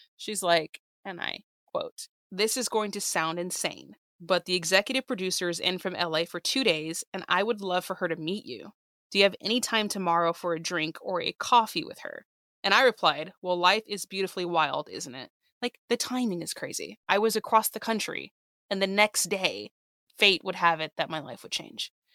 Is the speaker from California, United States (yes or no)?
yes; San Diego, California, United States; moved away as an adult; also born or lived in Los Angeles; now in New York, United States; I was in my hometown of San Diego